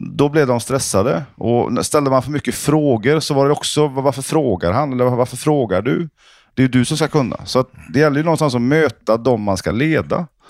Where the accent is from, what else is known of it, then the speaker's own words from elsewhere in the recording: Sweden; Norwegian is a second language; moved away; i Sverige har vi jo det mot Frankrike